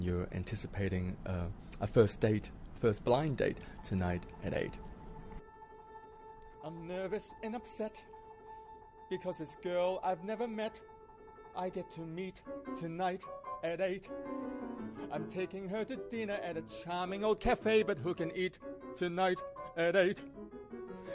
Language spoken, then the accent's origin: English; Hong Kong; moved away; also born or lived in Australia; I was born in Hong Kong. I was born in a suburb called Ngau Tau Kok in the Kowloon side. It's a housing project. So 7 of us in the family, we all lived in this 200 square feet flat in Hong Kong growing up